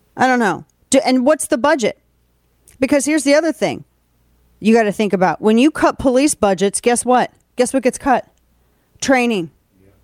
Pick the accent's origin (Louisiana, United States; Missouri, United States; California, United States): Missouri, United States; St. Louis; moved away; Kane and I are both from St. Louis.